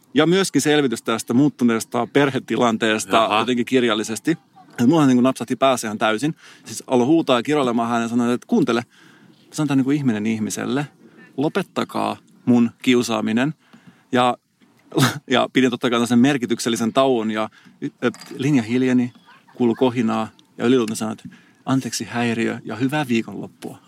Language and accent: Finnish; Salo, Southwest Finland, Finland; moved away; mä oon käynyt just Salossa, mistä mä oon kotosin